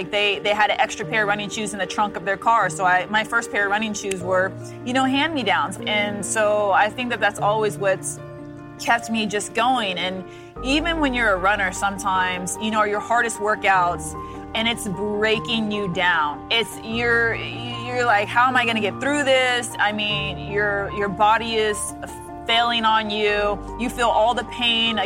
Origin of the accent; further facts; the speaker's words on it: Des Moines, Iowa, United States; I grew up in Des Moines, Iowa.